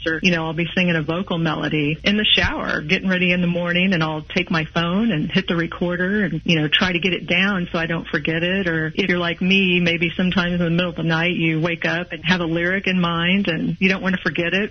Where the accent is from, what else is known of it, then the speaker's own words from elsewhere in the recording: Kansas City, Missouri, United States; now in Mission, Kansas, United States; I'm originally from Kansas City. City, Missouri